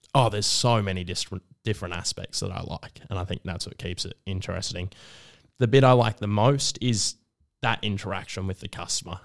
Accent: Melbourne, Victoria, Australia; I grew up in Northcote

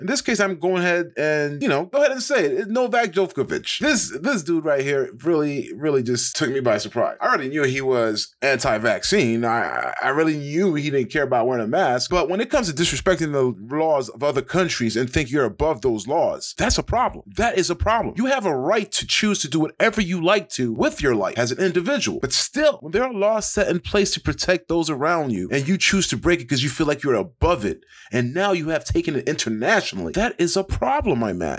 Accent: United States; as an American

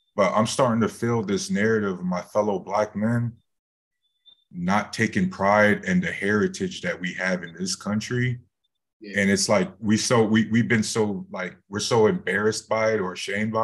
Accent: Cleveland, Ohio, United States; I'm from Cleveland, Ohio

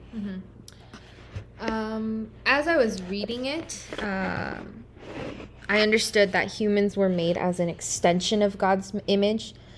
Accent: Irvine, California, United States; moved away as an adult; now in Durham, United States; I am from Irvine, California

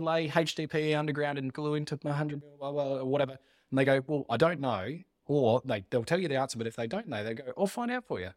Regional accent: Mount Gambier, South Australia, Australia; moved away as an adult; now in Adelaide, Australia; I grew up in Mount Gambier

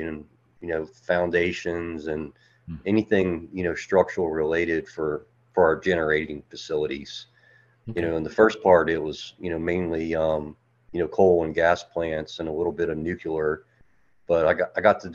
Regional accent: Metairie, Louisiana, United States; now in Birmingham, United States; I'm originally from Metairie, Louisiana. So I grew up in Louisiana. I now live in Birmingham, Alabama

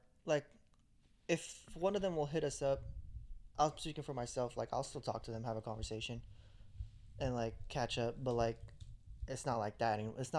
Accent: Hayward, California, United States; the Bay Area. Hayward, California, East Bay.

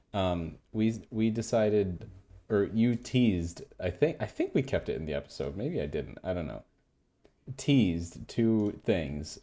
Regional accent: Chicago, Illinois, United States; I grew up around Chicago

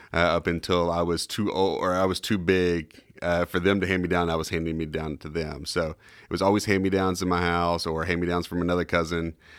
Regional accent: Kentucky, United States; also born or lived in Tennessee; now in Charlotte, United States; growing up in Kentucky

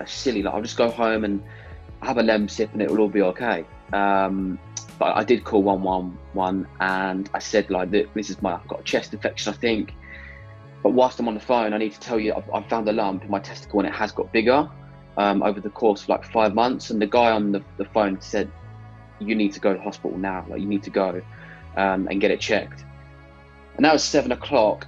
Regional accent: Stevenage, East of England, United Kingdom; I'm from Stevenage, Hertfordshire

